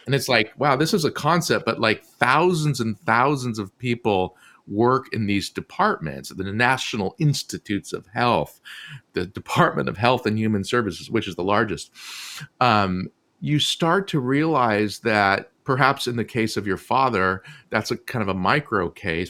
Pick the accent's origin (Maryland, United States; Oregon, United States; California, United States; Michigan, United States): California, United States; Southern; I grew up in Southern California